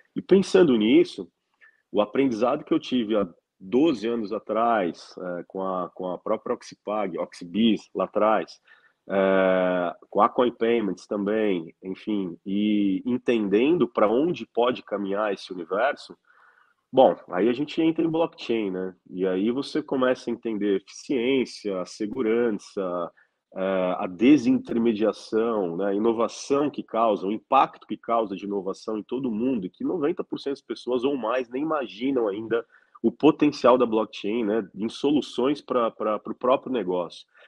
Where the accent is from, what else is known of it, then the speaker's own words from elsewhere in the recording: Brazil; also born or lived in California, United States; eu preferi morar fora do Brasil